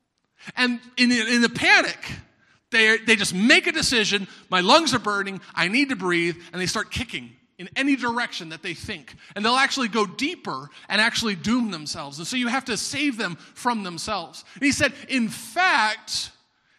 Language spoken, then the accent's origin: English; Florida, United States; I'm from Florida